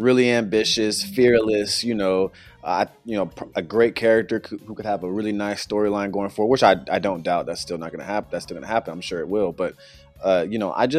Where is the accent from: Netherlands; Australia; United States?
United States; we're American